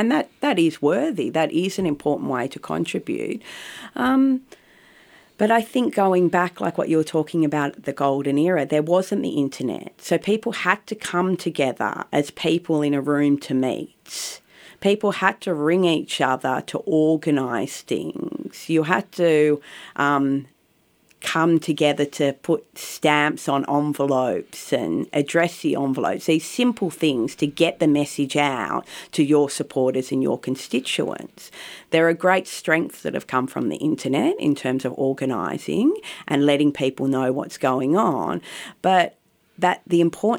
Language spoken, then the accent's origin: English; Bondi Junction, New South Wales, Australia; In Bondi Junction.